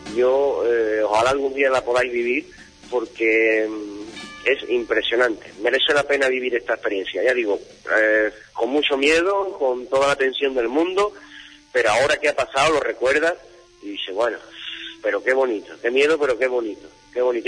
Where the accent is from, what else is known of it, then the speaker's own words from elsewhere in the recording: Huelva, Andalusia, Spain; somos de Huelva